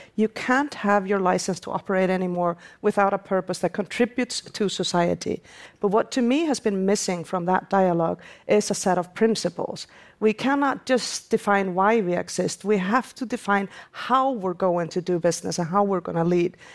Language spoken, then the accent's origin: English; Iceland; my home country, Iceland